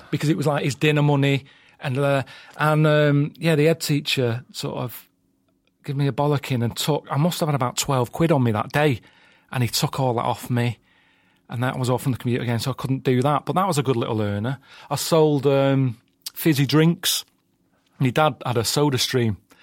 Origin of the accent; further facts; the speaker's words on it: Sale, North West England, United Kingdom; South Manchester, place called Sale